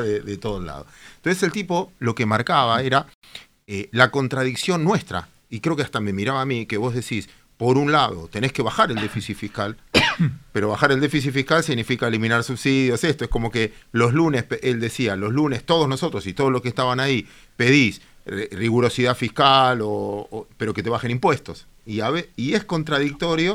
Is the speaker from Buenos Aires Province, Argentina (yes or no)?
yes; Mar del Plata, Buenos Aires Province, Argentina; como marplatense